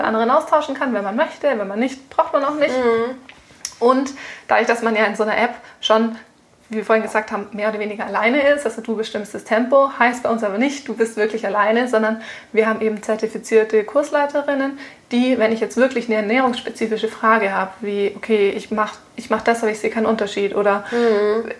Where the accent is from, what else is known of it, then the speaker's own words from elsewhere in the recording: Germany; bei uns in Deutschland